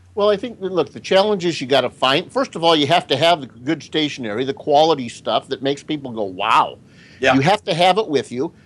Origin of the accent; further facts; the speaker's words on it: Denver, Colorado, United States; moved away; I grew up in Denver